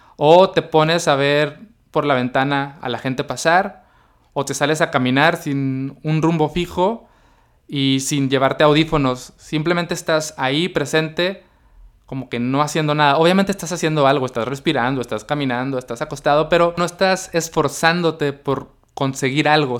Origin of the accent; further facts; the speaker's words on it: Mexicali, Baja California, Mexico; also born or lived in Tijuana; yo decidí regresar a Mexicali, que es mi ciudad natal